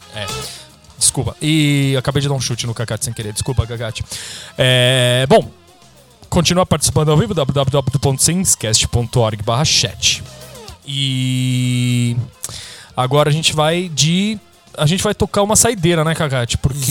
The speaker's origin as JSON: {"language": "Portuguese", "region": "São Paulo", "country": "Brazil", "said": "a gente é do mesmo bairro, né, aqui da Zona Leste de São Paulo"}